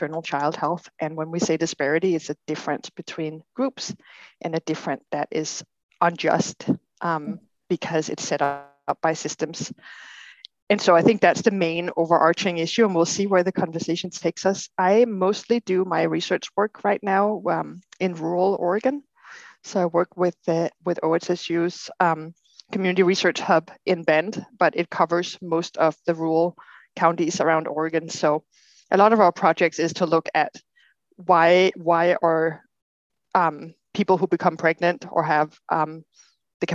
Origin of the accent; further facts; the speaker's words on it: Denmark; moved away as an adult; now in Portland, United States; I grew up in Denmark, and I have a degree as a chiropractor from Denmark